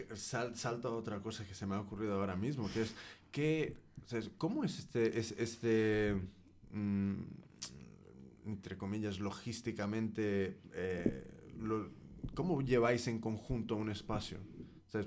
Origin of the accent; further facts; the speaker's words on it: United States; yo soy de Estados Unidos, pero toda mi familia es mexicana